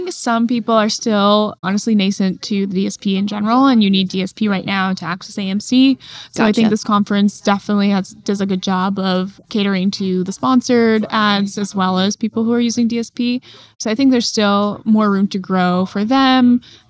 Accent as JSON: {"language": "English", "region": "California", "country": "United States", "said": "I'm from California."}